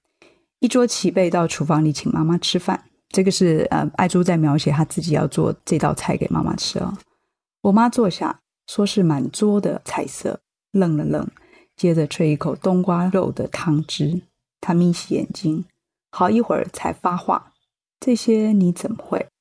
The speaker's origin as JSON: {"language": "Chinese", "town": "Chiayi", "country": "Taiwan", "said": "因为我是嘉义人，我念糜。"}